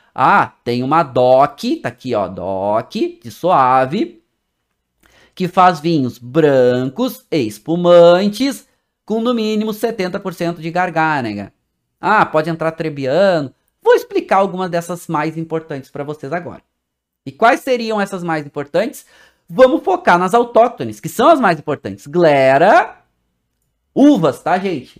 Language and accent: Portuguese; Brazil; Como nós brasileiros